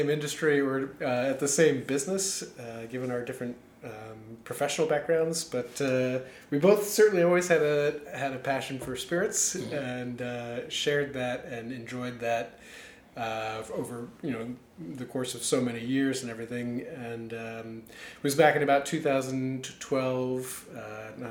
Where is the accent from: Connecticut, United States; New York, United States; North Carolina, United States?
New York, United States; New York City; moved away as an adult; also born or lived in Adelaide, Australia; now in Washington, D.C., United States; I was born in Adelaide, Australia, and lived there until I was 8, and then moved to New York City. Mostly grew up in New York